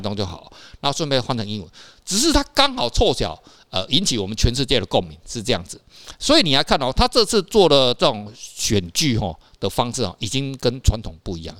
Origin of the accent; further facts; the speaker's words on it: Taiwan; 不是只有我们台湾人爱看啦